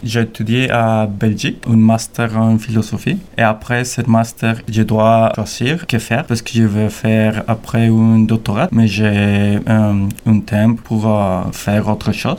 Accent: Bogotá, Bogotá Capital District, Colombia; French is a second language; moved away; je suis de Bogota, la capitale

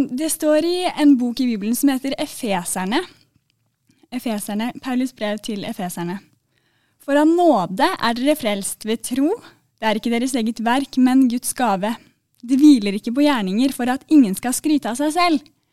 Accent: Oslo, Norway; jeg er fra Oslo, da, så mm, dere forstår i hvert fall hva jeg sier

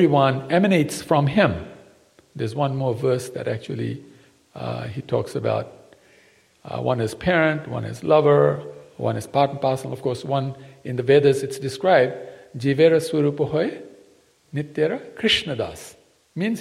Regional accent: Fiji; also born or lived in Gujarat, India (ancestry); I come from Fiji. But my parents come from India. In Gujarat

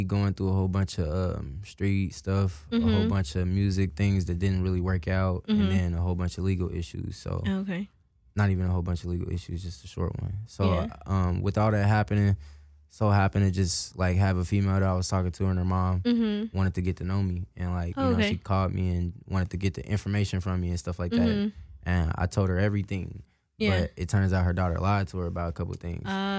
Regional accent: Indianapolis, Indiana, United States; now in Seattle, United States; And I was like, nah, I'm from Indianapolis, Indiana.

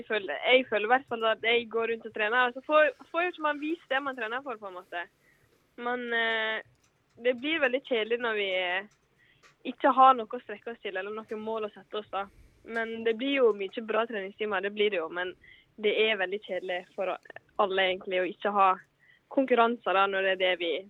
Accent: Eid, Vestland, Norway; Jeg har blitt veldig glad i Stryn som plass. Hvem skulle tro det når jeg kommer fra Eid?

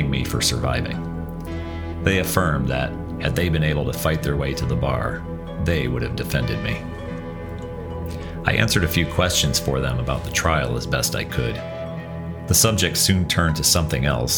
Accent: United States; accent: American twang; My conspicuous American twang

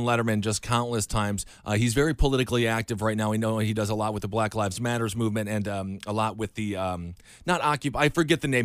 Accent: Wisconsin, United States; I'm from Wisconsin.

